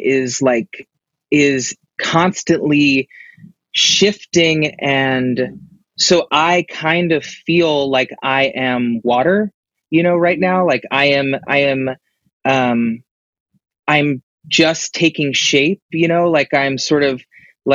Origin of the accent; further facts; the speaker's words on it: Nashville, Tennessee, United States; I grew up in Nashville, Tennessee